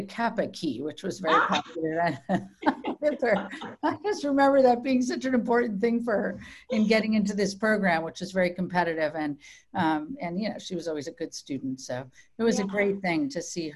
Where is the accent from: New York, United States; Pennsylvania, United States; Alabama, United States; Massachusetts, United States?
Massachusetts, United States; moved away as an adult; also born or lived in Virginia; now in San Francisco, United States; I grew up in Massachusetts, largely born in Virginia when my father was in the military, but really from all of my memory part of life is from growing up in Massachusetts